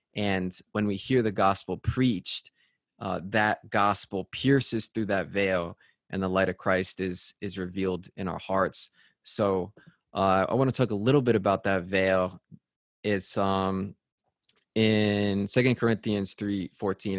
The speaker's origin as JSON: {"language": "English", "region": "Connecticut", "country": "United States", "said": "I'm from Connecticut"}